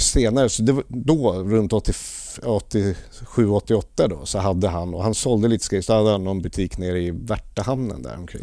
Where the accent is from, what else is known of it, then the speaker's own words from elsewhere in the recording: Lidingö, Stockholm County, Sweden; Jag växte upp på norra Lidingö